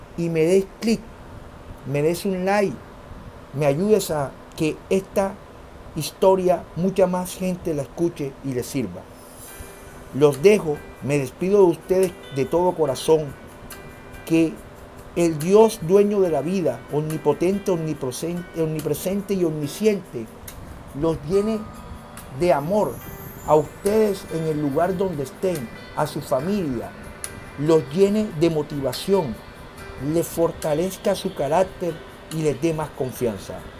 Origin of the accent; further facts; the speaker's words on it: Colombia; Somos colombianos, somos personas trabajadoras